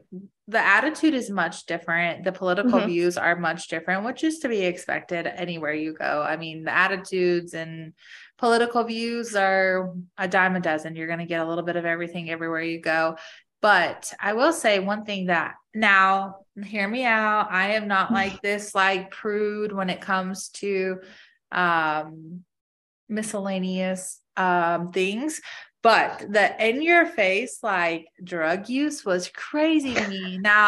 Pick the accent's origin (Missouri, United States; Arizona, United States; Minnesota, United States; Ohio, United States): Arizona, United States; moved away; also born or lived in Colorado; I grew up in Arizona, but I think that's like the wild, wild West. Like, it's not really like the Midwest. It's like cowboys and all that stuff.